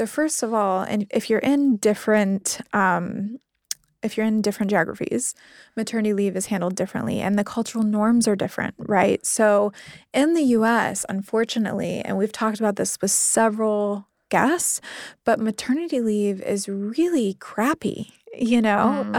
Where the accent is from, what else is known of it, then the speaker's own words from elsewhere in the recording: Midwest, United States; Like, I was raised in the Midwestern United States.